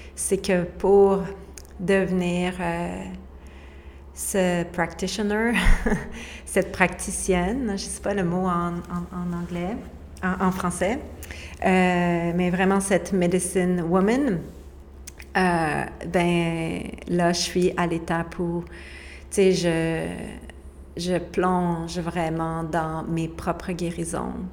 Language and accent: French; Quebec, Canada; moved away as an adult; now in Costa Rica; on a quitté le Québec